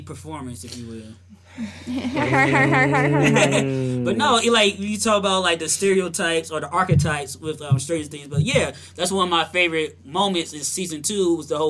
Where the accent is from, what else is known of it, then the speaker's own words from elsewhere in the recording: Kentucky, United States; I'm from Kentucky.